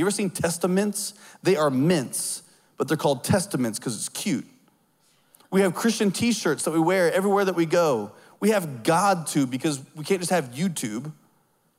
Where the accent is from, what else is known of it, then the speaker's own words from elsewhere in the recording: Southern United States, United States; I see myself as Southern first